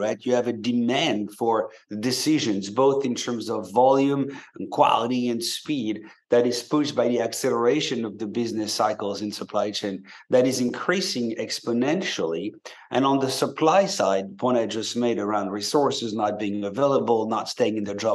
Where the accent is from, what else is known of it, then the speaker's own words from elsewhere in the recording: France; moved away as an adult; now in San Francisco, United States; you may hear a bit of an accent because I grew up in France and moved to the US about 20 years back.